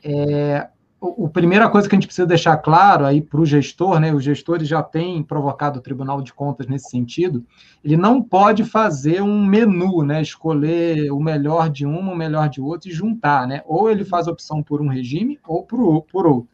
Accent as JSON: {"language": "Portuguese", "region": "Rio de Janeiro", "country": "Brazil", "moved": "yes", "said": "como carioca"}